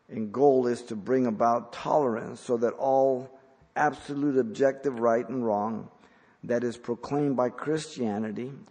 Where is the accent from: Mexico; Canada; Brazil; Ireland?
Mexico; English is a second language; moved away; I came from Mexico, I learned English.